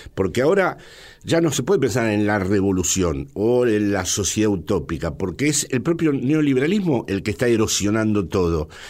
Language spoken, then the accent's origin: Spanish; Buenos Aires, Argentina; moved away as an adult; also born or lived in Villa Martelli, Argentina; now in Madrid, Spain; yo nací en el Hotel Crillon, probablemente mi padre era peronista y tenía que ver con ese hotel